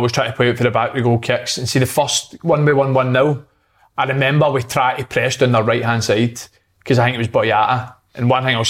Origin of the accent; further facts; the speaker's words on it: Scotland, United Kingdom; I'm Scottish.